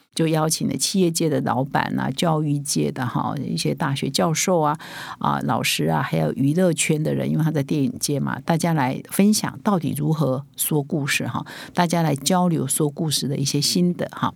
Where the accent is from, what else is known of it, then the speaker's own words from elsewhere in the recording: Taiwan; 我们台湾人